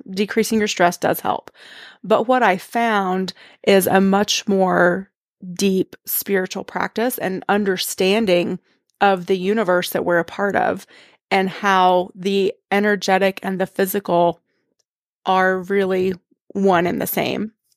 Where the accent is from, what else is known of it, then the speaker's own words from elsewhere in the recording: East Tennessee, United States; I grew up in the Southern Baptist Church in East Tennessee